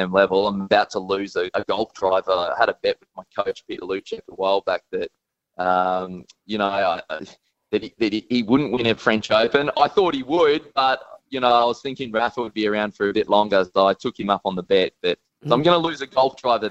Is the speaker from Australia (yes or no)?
yes; Australia; as an Australian